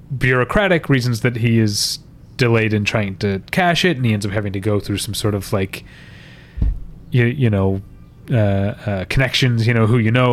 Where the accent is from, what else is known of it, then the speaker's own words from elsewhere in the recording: United States; a dumb Westerner, a dumb American